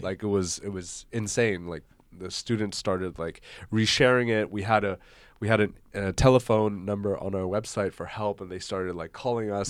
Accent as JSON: {"language": "English", "country": "Hong Kong", "tie": "born or raised there", "also_born_or_lived": "Koblenz, Germany", "moved": "as an adult", "lives_now": "Germany", "said": "I grew up in Hong Kong, went to the German school"}